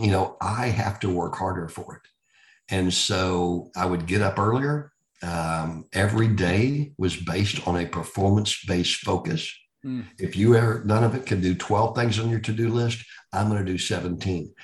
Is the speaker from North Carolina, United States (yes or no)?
no; Texas, United States; also born or lived in Indiana; I'm a Texan that grew up here, went to school here, started my career here